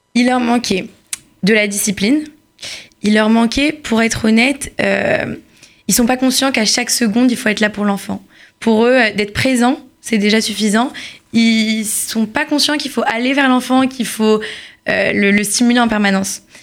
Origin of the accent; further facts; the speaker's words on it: Paris, Île-de-France, France; now in Israel; je suis née à Paris